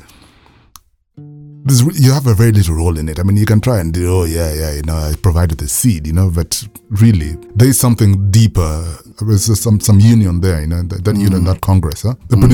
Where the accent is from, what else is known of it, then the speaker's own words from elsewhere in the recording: Kenya; when we were growing up in Aban in the 80s here